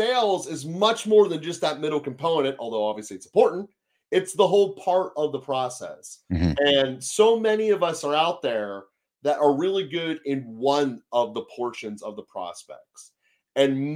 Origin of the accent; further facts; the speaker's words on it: Pittsburgh, Pennsylvania, United States; I'm Pittsburgh, PA. My entire life, I've lived within 10 minutes of Heinz Field, including college